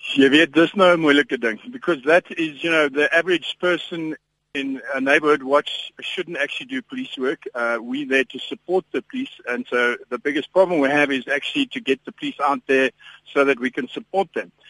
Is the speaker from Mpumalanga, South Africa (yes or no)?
yes; Ermelo, Mpumalanga, South Africa; now in Johannesburg, South Africa; ek kom van 'n klein dorpie af uh, van ek, ek ek is gebore in Ermelo